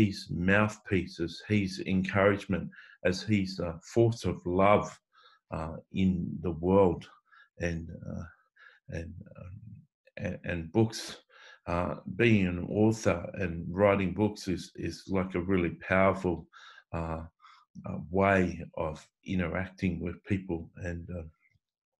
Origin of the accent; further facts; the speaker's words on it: Coffs Harbour, New South Wales, Australia; now in Sydney, Australia; I grew up in Coffs Harbour in a country town with a beach